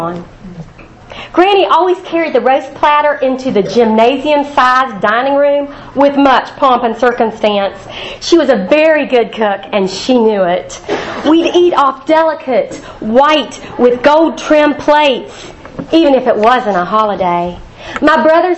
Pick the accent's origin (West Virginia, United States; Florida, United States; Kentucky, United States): West Virginia, United States; Huntington; I grew up in Huntington